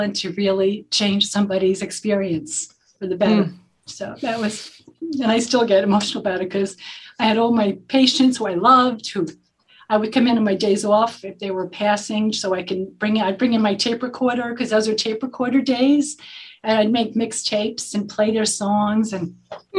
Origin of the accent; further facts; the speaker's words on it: New York City, New York, United States; also born or lived in Lower Manhattan; And I grew up in the Bronx, but then we moved to Lower Manhattan, right by the World Trade Center.